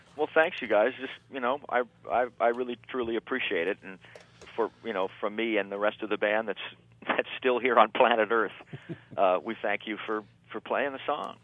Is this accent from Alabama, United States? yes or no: no; Los Angeles, California, United States; also born or lived in Barstow, California; I grew up in Barstow till I was about eight. And okay, then now, I moved into Los Angeles